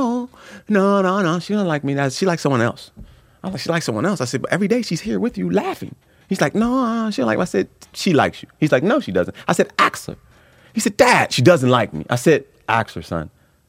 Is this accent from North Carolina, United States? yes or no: no; Los Angeles, California, United States; I grew up in South Central. Oh, wow. South Central Los Angeles, yeah.